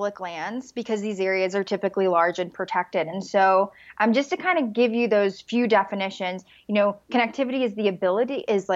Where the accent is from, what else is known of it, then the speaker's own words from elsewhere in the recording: Mississippi, United States; now in Boulder, United States; I'm from Mississippi, which is fairly rural, but like in Colorado, I live in Boulder